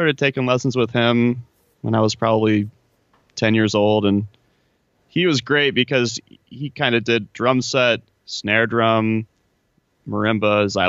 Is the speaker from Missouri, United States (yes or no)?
yes; Parkville, Missouri, United States; moved away as an adult; also born or lived in Cincinnati, Ohio; now in Los Angeles, United States; So grew up in Kansas City. And then I went to school in Cincinnati for undergrad